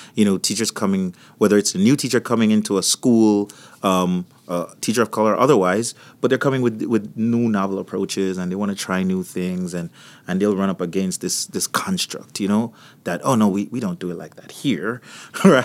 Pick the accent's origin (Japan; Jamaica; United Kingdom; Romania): Jamaica; also born or lived in Florida; now in United States; So, if you, if you're hearing a, an accent, I, I come from Jamaica